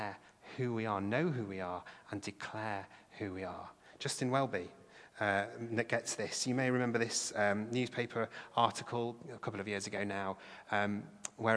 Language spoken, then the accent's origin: English; England, United Kingdom; English people.